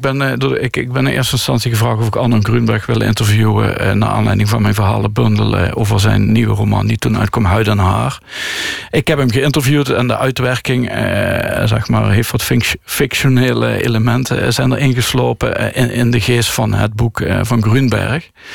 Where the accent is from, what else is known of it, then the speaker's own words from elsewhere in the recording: Landgraaf, Limburg, Netherlands; now in Tilburg, Netherlands; Ik groeide op in Landgraaf